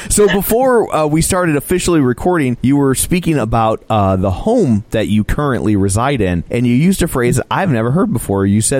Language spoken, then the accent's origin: English; Ireland; There's a cultural divide, because she's Russian and I'm Irish. So like how, like my mouth wasn't built to do this. My mouth was built for potatoes, whiskey, and bad poetry.